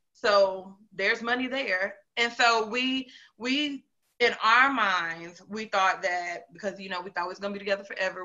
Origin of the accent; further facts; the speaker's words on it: North Carolina, United States; moved away as an adult; also born or lived in Greensboro / Charlotte / Concord / Fayetteville; now in Huntsville, United States; I am from North Carolina. Um, I like to tell people I'm from like the whole triad or Piedmont area. Um, so Greensboro, Charlotte, Concord, Fayetteville, all of that um, at once.